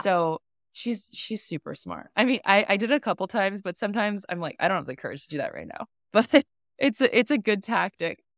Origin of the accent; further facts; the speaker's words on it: United States; I'm a American filmmaker